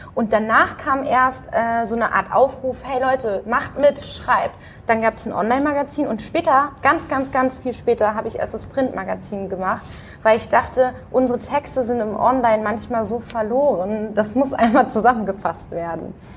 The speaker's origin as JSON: {"language": "German", "town": "Dortmund", "region": "North Rhine-Westphalia", "country": "Germany", "tie": "born or raised there", "said": "Ansonsten bin ich in Dortmund äh, aufgewachsen"}